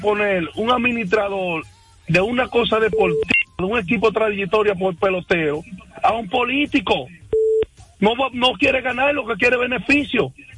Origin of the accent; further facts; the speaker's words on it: La Vega, Dominican Republic; yo soy de La Vega y soy cibaeño desde que nací